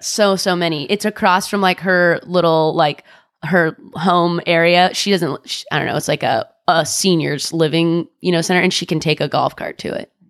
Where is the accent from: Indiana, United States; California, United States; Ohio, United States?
California, United States; Orange County; I'm from Orange County